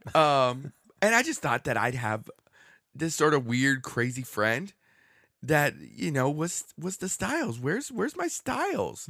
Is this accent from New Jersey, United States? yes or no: no; Southern California, United States; I grew up in Southern California